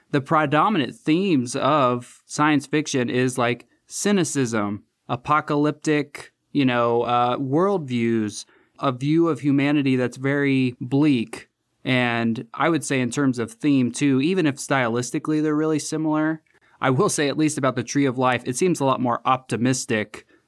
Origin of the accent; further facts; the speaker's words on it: Indiana, United States; I'm from Central Indiana